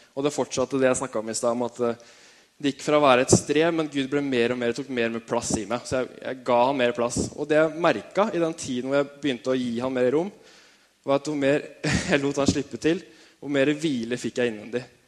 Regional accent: Tønsberg, Vestfold, Norway; født og oppvokst i Tønsberg

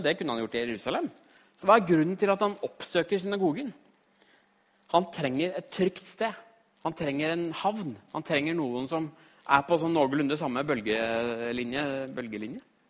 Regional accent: Trysil, Innlandet, Norway; moved away; also born or lived in Australia; jeg kommer fra Trysil.

